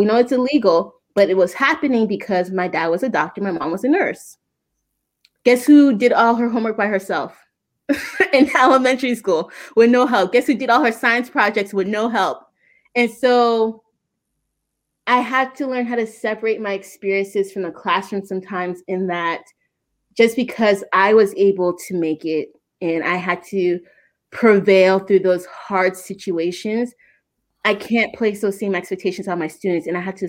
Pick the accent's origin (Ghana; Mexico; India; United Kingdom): Ghana; now in United States; I'm from Ghana, but his father is Southern. My husband, he's from the South.